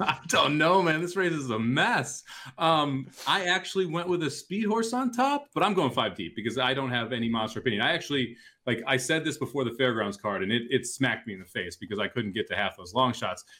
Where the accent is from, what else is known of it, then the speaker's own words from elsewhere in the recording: St. Louis, Missouri, United States; it was Emo's and White Castle growing up in Saint Louis